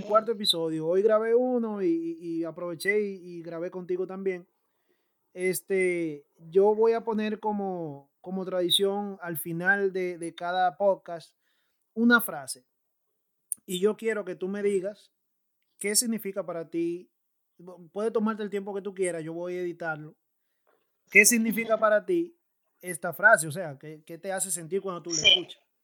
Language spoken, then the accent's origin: Spanish; San Pedro de Macorís, Dominican Republic